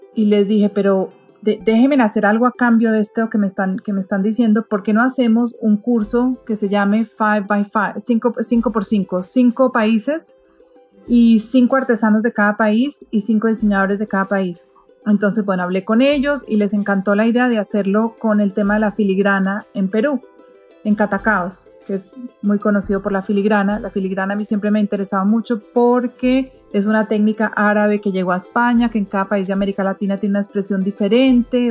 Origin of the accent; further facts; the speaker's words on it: Colombia; Yo soy de Colombia